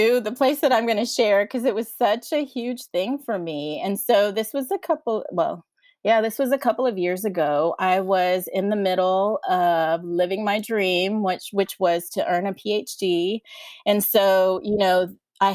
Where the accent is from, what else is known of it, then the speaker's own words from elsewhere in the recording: San Diego, California, United States; moved away as an adult; also born or lived in College Station, Texas; now in Austin, United States; I live in Austin, Texas, and I was born and raised in San Diego, California